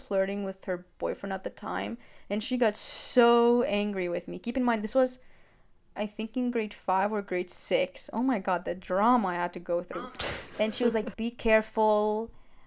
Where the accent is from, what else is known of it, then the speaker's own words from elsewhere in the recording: Greece; moved away; I was born in Greece, but I'm Albanian